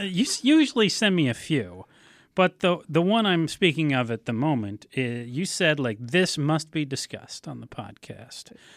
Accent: Ann Arbor, Michigan, United States; back when I, uh, was growing up in Ann Arbor

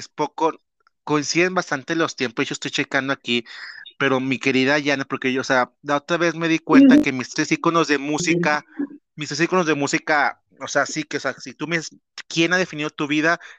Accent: Mexico; born or raised there

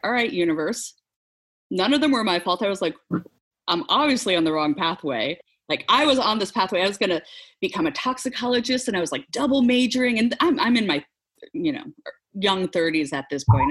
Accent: Nebraska, United States; also born or lived in Seattle; now in Oklahoma, United States; I grew up in the Midwest, grew up in Nebraska, not too far north of, of Oklahoma here

